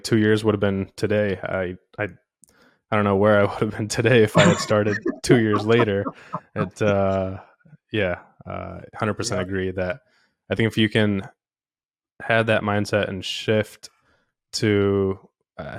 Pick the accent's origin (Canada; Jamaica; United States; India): India; moved away; I was born in India